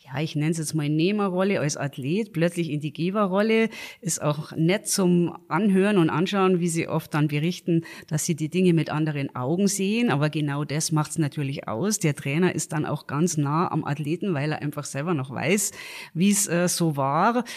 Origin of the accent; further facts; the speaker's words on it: Garmisch-Partenkirchen, Bavaria, Germany; ich bin natürlich äh, in Garmisch geboren